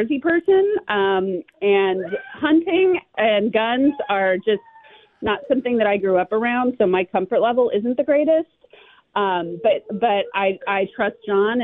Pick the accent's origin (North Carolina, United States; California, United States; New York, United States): California, United States; I grew up in California